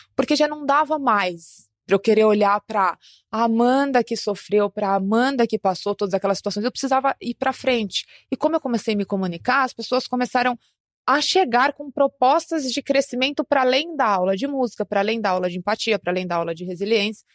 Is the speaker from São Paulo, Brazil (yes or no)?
yes; São Paulo, Brazil; eu nasci em uma favela na zona sul de São Paulo, aqui na capital